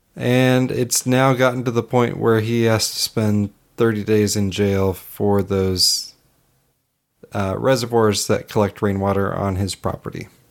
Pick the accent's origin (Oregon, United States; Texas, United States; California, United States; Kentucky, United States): Oregon, United States; Hood River; It's my my hometown there